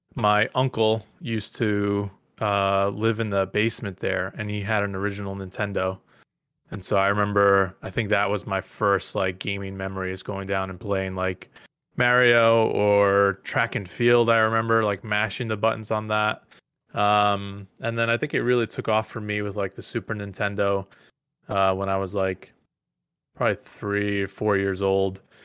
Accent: Mahopac, New York, United States; I grew up in the suburbs of New York City, this little town called Mayopack

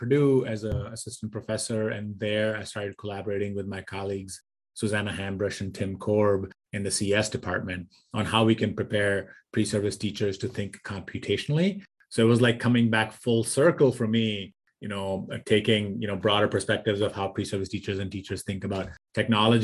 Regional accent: India; moved away as an adult; also born or lived in Michigan, United States; So I grew up in India. I did my bachelor's in India in electrical engineering

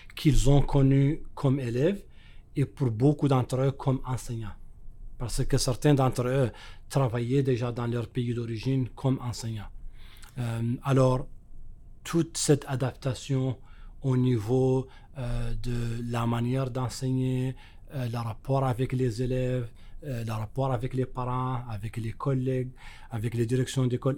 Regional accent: Mauritania; moved away as an adult; now in Manitoba, Canada; chez moi en Mauritanie

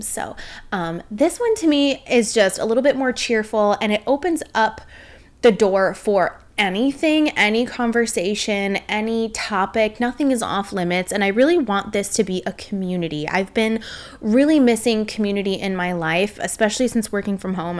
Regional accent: suburb of Chicago, Illinois, United States; moved away as an adult; now in Northwest Indiana, United States; we both grew up in a suburb, like, twenty minutes outside of the city of Chicago

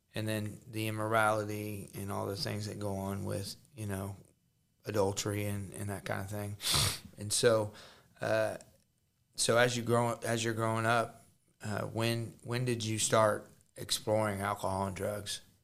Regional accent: Jefferson City, Missouri, United States; I'm from Jeff City, Missouri

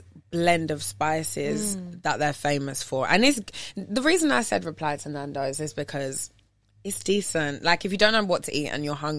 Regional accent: Jamaica; I'm sorry to say it like that, but I'm a Jamaican

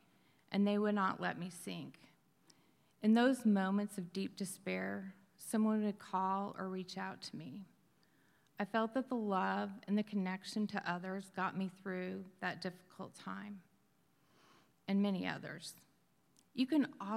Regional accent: Wyoming, United States; I grew up in Wyoming, the oldest of 4 children in a strong, faithful Christian home.

